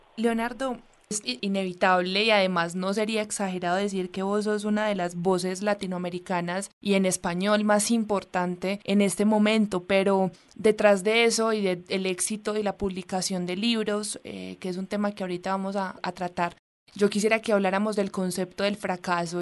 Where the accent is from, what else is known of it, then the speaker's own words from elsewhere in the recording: Medellín, Antioquia, Colombia; now in Bogotá, Colombia; yo soy de Medellín, pero vivo en Bogotá